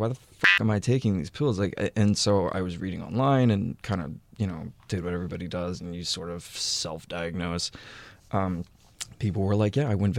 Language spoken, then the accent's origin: English; Texas, United States; But I'm from Texas. And to a man from Texas, yeah, jorts are like a mating call.